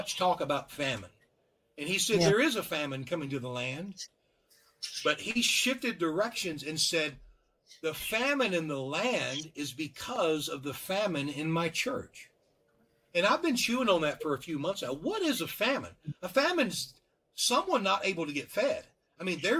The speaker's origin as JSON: {"language": "English", "region": "Louisiana", "country": "United States", "said": "I'm from Louisiana"}